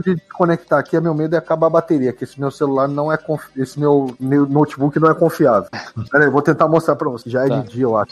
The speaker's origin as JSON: {"language": "Portuguese", "region": "São Paulo", "country": "Brazil", "moved": "yes", "lives_now": "Dubai, United Arab Emirates", "said": "Eu sou de São Paulo"}